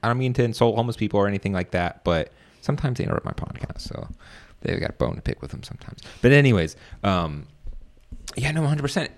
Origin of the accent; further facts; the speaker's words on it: Virginia, United States; moved away as an adult; now in Washington, D.C., United States; I'm from Virginia as well